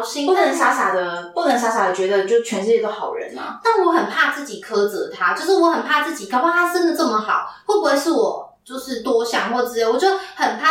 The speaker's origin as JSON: {"language": "Chinese", "country": "Taiwan", "said": "我们台湾人"}